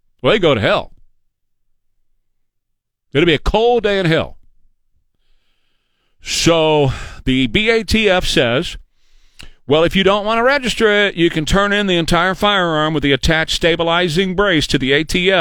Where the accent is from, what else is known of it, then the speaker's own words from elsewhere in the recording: United States; We as American citizens